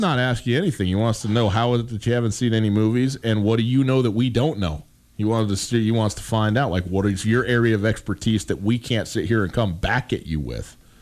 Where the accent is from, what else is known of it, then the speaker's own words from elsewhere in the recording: Montana, United States; I was born and raised in Montana, I've lived in Montana for m, m, the vast majority of my life